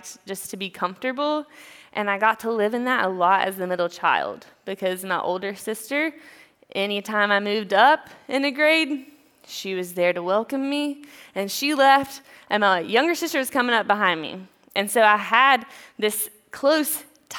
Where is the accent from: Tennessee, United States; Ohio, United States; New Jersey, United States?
Tennessee, United States; East; now in Greenville, United States; I'm from a small town in East Tennessee with a sweet little family. I grew up with my parents and my sisters.